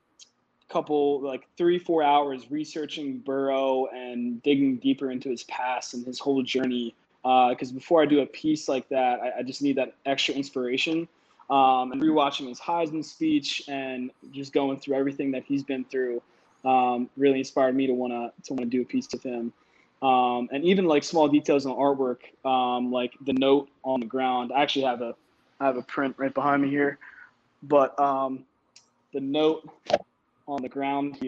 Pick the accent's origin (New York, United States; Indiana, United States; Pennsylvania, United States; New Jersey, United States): Pennsylvania, United States; Willow Grove; also born or lived in Philadelphia; right outside Philadelphia, Willow Grove, PA. It's about 45 minutes north of the city